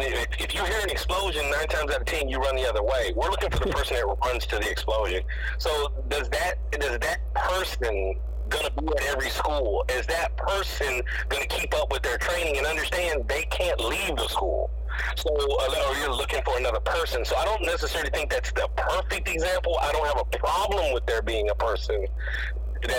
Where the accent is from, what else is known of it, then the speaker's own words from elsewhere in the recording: Texas, United States; I grew up in Texas, where I remember we were able to drive on campus at 18 and up